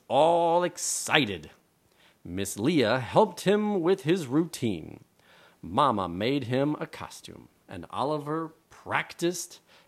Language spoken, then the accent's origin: English; Taiwan; Hey, …, go back to Poland. Right? Like, I'm not even from Poland. I'm from Taiwan, man.